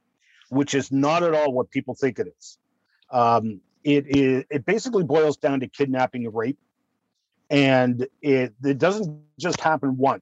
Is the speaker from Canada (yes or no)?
yes; Canada; I'm being Canadian